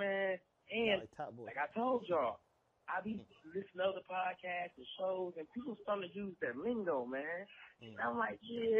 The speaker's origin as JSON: {"language": "English", "town": "Milwaukee", "region": "Wisconsin", "country": "United States", "said": "I'm from Milwaukee, right? I'm from Milwaukee, Wisconsin, man."}